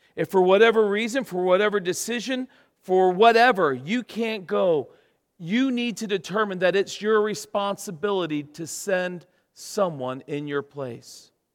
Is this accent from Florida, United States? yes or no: yes; Florida, United States; moved away as an adult; now in England; We're from Florida